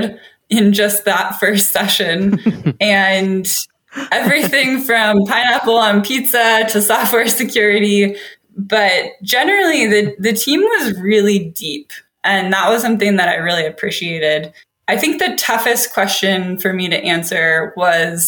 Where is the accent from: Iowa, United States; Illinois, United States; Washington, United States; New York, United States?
Washington, United States; Seattle; also born or lived in Sydney, Australia; I am from Seattle, Washington. I grew up in a small town outside of the city, but I was born at home, actually.